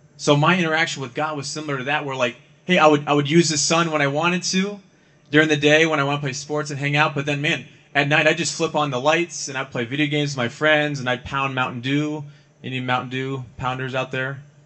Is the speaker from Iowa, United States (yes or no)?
no; Ohio, United States; moved away; also born or lived in California / Arizona; I grew up mostly in Ohio, but I've lived in California and I've also lived in Arizona